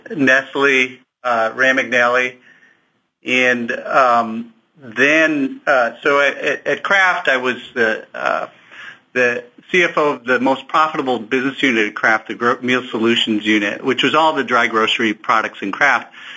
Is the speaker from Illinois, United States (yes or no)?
yes; Chicago, Illinois, United States; moved away as an adult; now in Kansas City, United States; I grew up in Chicago